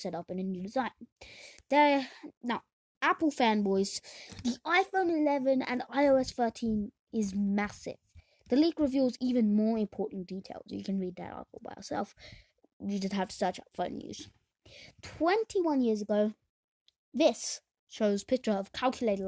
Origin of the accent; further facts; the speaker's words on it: Australia; we're Australian